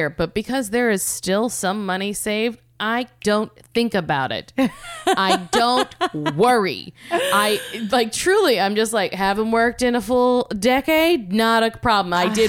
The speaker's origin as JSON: {"language": "English", "region": "the South", "country": "United States", "said": "I'm from the South."}